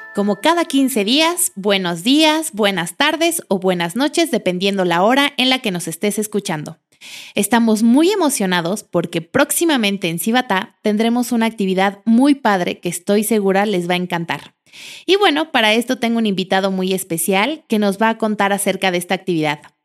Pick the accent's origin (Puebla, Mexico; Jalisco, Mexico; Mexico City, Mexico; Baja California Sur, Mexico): Mexico City, Mexico; now in Querétaro, Mexico; yo que vengo de la Ciudad de México